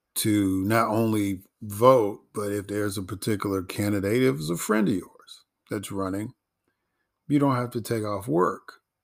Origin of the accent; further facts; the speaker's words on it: Chicago, Illinois, United States; growing up in Chicago and being a Chicago sports fan